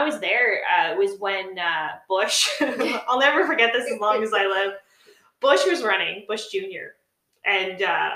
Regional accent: Nova Scotia, Canada; growing up in Nova Scotia

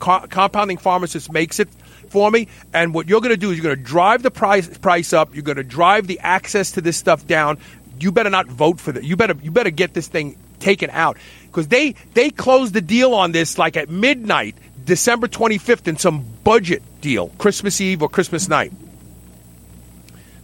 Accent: Kentucky, United States; right here in my home state, Hodgensville

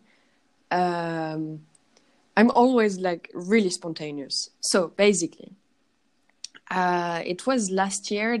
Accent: Paris, Île-de-France, France; English is a second language; moved away as an adult; now in Berlin, Germany; I'm from Paris. I grew up in Paris, but I'm Polish from my family

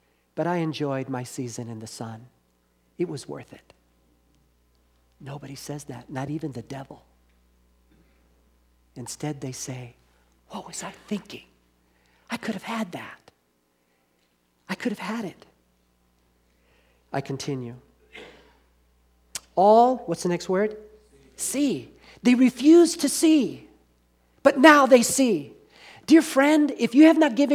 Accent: Southern California, United States; When I was living in, growing up in Southern California

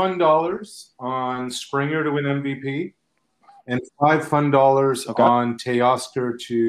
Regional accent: Nova Scotia, Canada; moved away; I'm from Nova Scotia. Nova Scotia's got a huge hoops history.

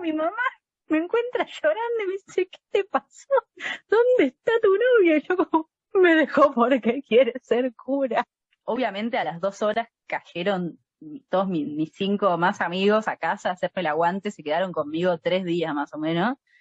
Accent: Buenos Aires, Argentina; nosotras somos muy porteñas

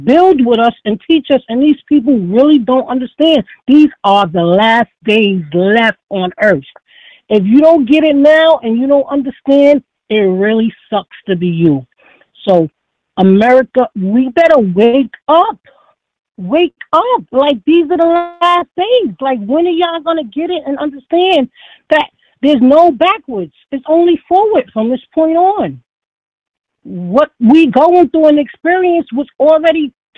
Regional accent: New York City, New York, United States; now in Foxborough, United States; the way I was raised, it takes a village to raise everybody. That's the way I survived. I'm from the Bronx, New York

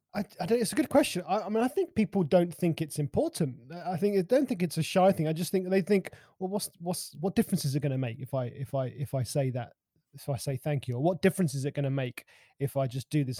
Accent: London, United Kingdom; I'm a Londoner. I mean, I live just on the outskirts of London.

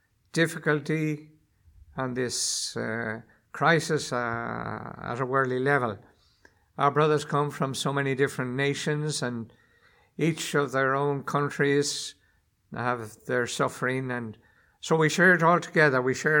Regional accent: Ireland; now in Rome, Italy; Well, I am an Irish joke

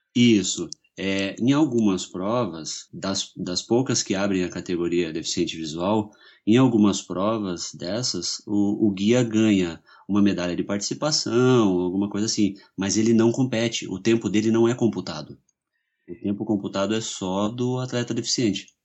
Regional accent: São Paulo, Brazil; now in Curitiba, Brazil; eu sou de São Paulo, mas eu estou em Curitiba há 20 anos, mais ou menos, então eu já sou curitibano

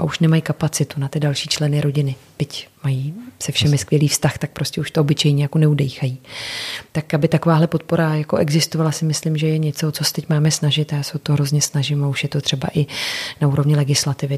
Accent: Czechia; tady u nás v Čechách

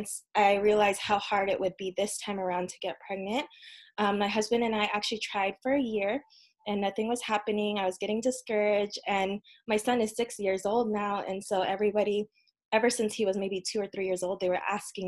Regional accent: United States; also born or lived in Philippines; I was born here in the US

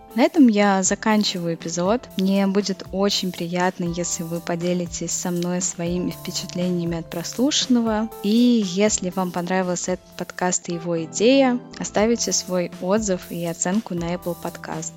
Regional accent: Russia; now in Czech Republic

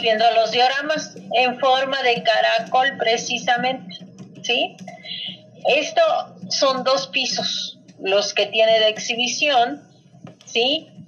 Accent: Mexico; sí soy mexicana, pero también traigo sangre española.

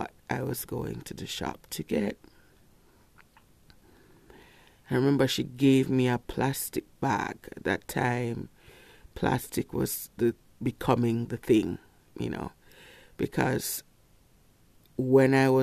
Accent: Kingston, Jamaica; Growing up in Kingston, not in a rich neighborhood.

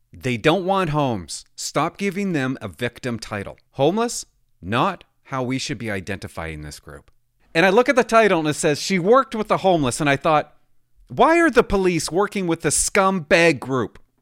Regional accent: Port Alberni, British Columbia, Canada; I grew up in Port Alberti

